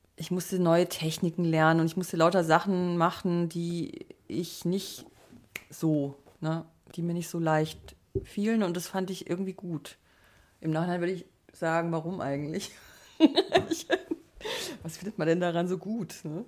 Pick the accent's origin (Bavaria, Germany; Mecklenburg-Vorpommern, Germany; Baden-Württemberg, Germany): Baden-Württemberg, Germany; Black Forest; ich bin im Schwarzwald aufgewachsen